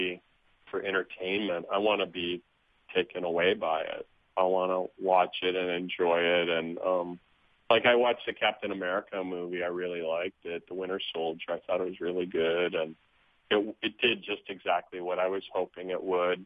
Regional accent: Wisconsin, United States; I grew up in Wisconsin

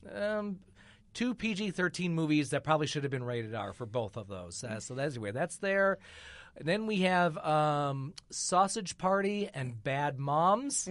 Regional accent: Michigan, United States; moved away; I grew up in Michigan

